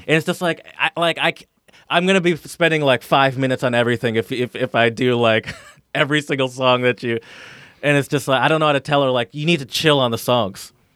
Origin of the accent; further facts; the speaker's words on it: Midwest, United States; now in Philadelphia, United States; I'm from the Midwest where it's just mostly open roads